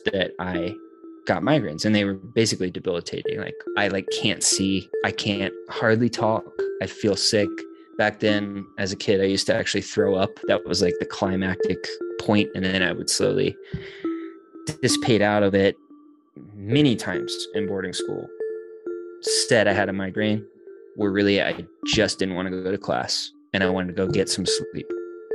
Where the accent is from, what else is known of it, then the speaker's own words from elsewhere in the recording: Boone, North Carolina, United States; growing up in Boone